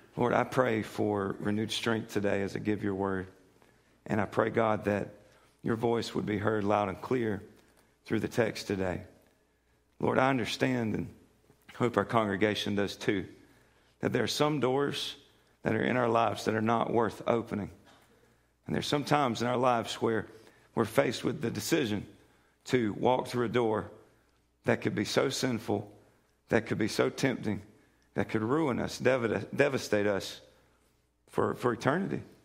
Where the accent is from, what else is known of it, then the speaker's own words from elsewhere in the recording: United States; we're from Polk County.